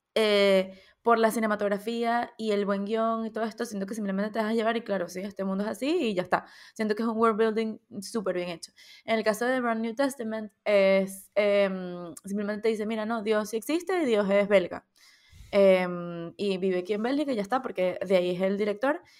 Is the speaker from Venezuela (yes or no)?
yes; Venezuela; now in Spain; nosotros como, como diáspora venezolana